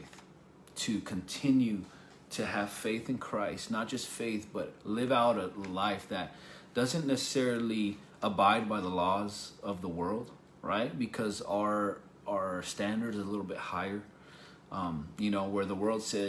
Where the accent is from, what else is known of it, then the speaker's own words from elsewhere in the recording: United States; we're from the United States